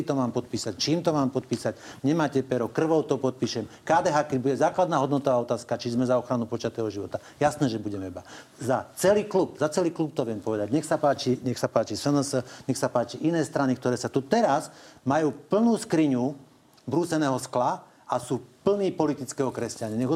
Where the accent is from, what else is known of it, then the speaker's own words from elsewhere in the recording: Žilina Region, Slovakia; Ja som z Hornej Oravy. My sme na Hornej Orave vyrastli na mlieku národňarov.